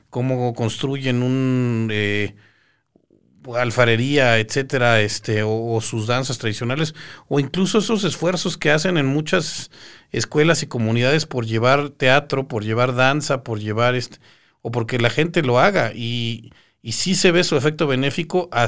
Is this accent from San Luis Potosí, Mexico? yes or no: no; Yucatán, Mexico; extrañamos el poder salir de la ponencia y ver a nuestro cuate de Chihuahua, yo soy de Yucatán